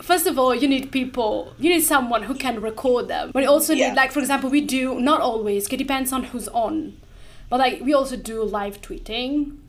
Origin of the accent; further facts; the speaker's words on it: Italy; now in London, United Kingdom; I'm originally from Italy, but I moved here in London.